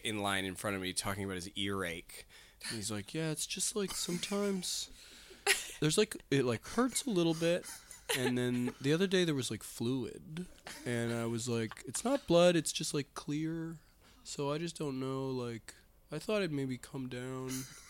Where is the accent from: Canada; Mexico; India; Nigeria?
Canada; as a Canadian